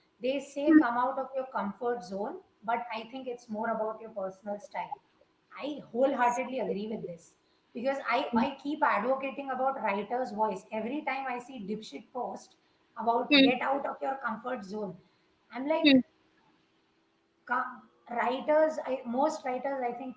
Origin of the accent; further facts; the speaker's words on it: India; we do humor as Indians